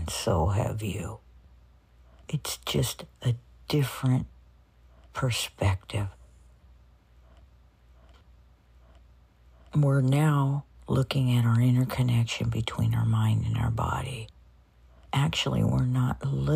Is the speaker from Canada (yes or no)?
no; United States; we're in the United States. I grew up here. I'm an American